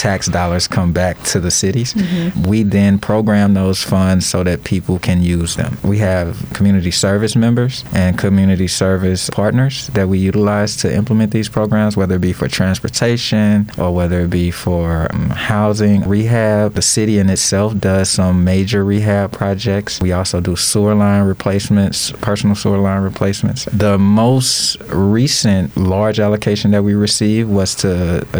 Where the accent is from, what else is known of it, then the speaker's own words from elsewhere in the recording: Madison, Illinois, United States; moved away as an adult; also born or lived in Georgia; now in Baytown, United States; I am also from the Midwest, St. Louis area, but on the east side in Illinois. I'm a little small town called Madison